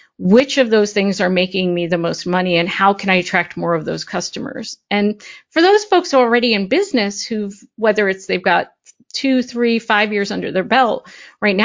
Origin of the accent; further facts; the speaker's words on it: Parsippany, New Jersey, United States; I grew up in Parsippany, New Jersey